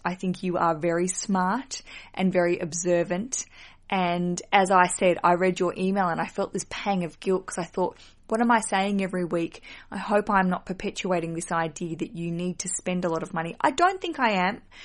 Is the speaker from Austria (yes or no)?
no; Australia; accent: Australian; my accent is from Australia